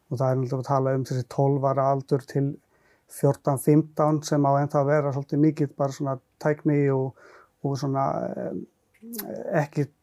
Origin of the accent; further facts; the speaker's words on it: Lahti, Päijät-Häme, Finland; Icelandic is a second language; now in Iceland; Svo ég hólst upp í Finnlandi